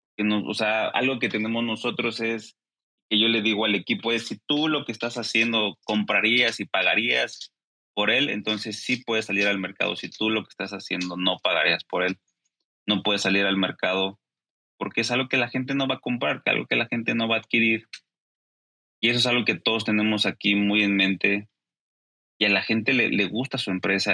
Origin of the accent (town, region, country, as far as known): Mexico